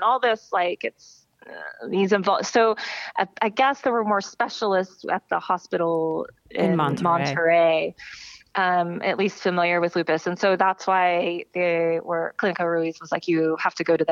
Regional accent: United States; I'm their like first one from the United States

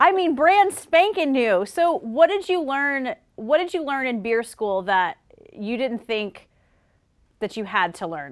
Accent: South Carolina, United States; moved away; I'm from South Carolina. And so when I go home to visit

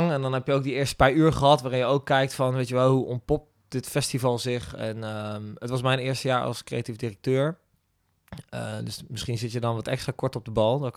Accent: Gendt, Gelderland, Netherlands; moved away as an adult; now in Rotterdam, Netherlands; ik kom zelf uit Gent. Hier een klein dorpje

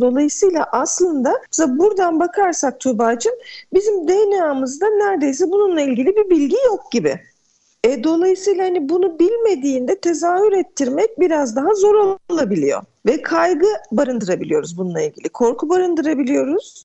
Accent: Edirne, Turkey; Edirne'de yaşıyorum. Edirneliyim

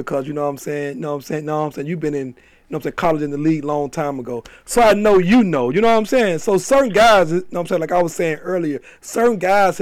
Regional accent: Atlanta, Georgia, United States; I'm from Atlanta

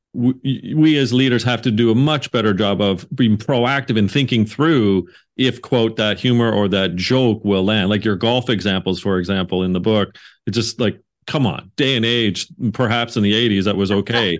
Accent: Canada; I'm Canadian

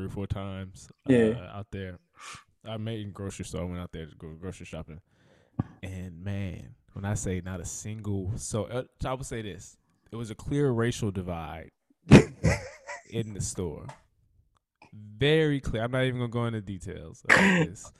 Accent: Franklin, Louisiana, United States; also born or lived in Atlanta, Georgia; now in Los Angeles, United States; went back home to my hometown of Franklin, Louisiana.

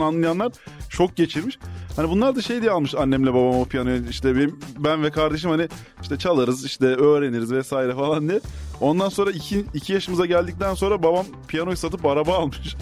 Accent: Ankara, Turkey; also born or lived in Prague; biz Ankaralıyız ikimiz de. Ee, aynı mahallede, aynı semtte.

